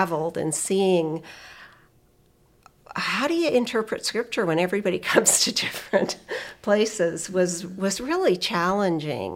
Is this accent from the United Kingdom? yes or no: no; Canada; moved away; I was raised Anglican in Canada